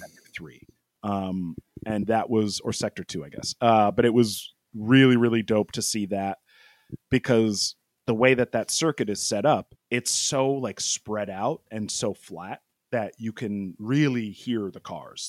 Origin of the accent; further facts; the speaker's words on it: United States; I'm an American